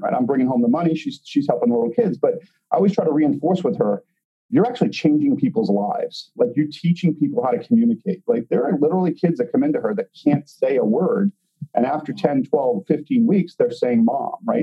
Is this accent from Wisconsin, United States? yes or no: no; Boston, Massachusetts, United States; now in Chicago, United States; We're originally from Boston